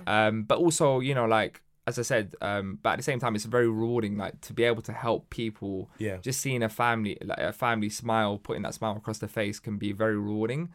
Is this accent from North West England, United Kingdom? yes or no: no; London, United Kingdom; growing up in Hackney, and a lot of people don't know this, but Hackney was a sort of very rough part um, of London